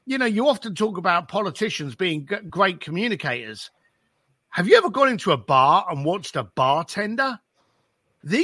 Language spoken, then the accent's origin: English; England, United Kingdom; I grew up just outside of London, left school at the age of 15, ended up working on my dad's building site